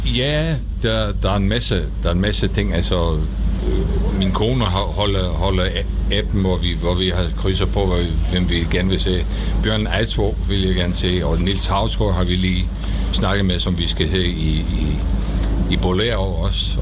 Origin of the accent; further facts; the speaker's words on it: Netherlands; Danish is a second language; moved away as an adult; also born or lived in Denmark; Altså, jeg er hollænder. Jeg har boet i Danmark i halvfjerdserne, så jeg taler dansk.